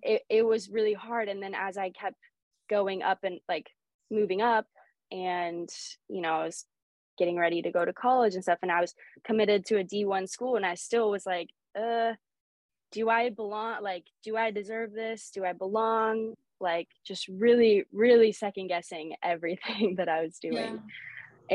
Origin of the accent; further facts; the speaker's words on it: Sherwood, Oregon, United States; also born or lived in Lisbon, Portugal; I basically spent my whole life growing up here um, in Oregon